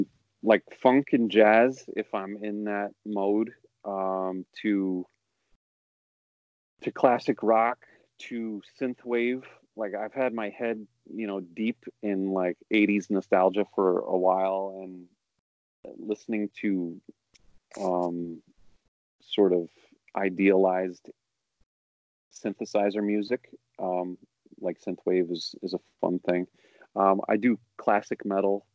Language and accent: English; New York, United States; I'm a New Yorker